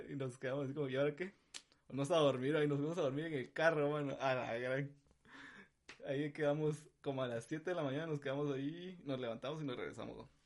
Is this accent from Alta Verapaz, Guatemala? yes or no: no; San Marcos, Guatemala; Sí, digamos, porque sí, casi toda mi infancia la pasaba allá. Y pues conozco a todo, tengo a toda mi familia allá, ¿verdad?